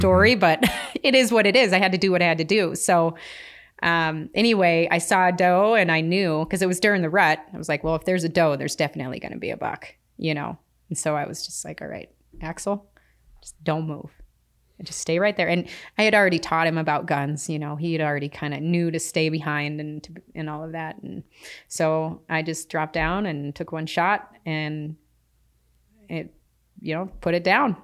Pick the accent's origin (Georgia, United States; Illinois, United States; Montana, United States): Montana, United States; Philipsburg; I grew up in, you know, Phillipsburg, Montana, tiny little town, uh, with my grandmother